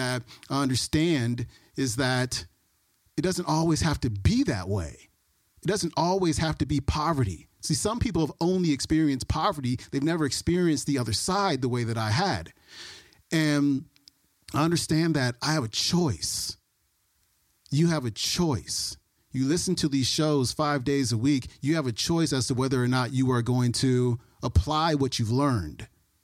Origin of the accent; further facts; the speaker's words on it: Oakland, California, United States; also born or lived in Alameda; So I was born in Oakland, 1977. Lived in Oakland until I was 10 years old, and then moved to Alameda, which is right next to Oakland